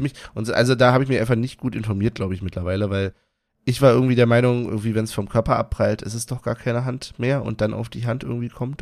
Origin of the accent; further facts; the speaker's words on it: Berlin, Germany; Ich, ich bin Berliner